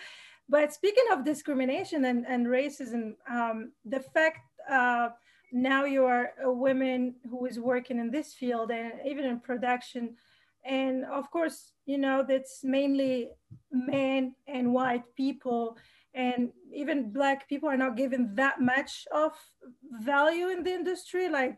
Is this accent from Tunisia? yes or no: yes; Tunisia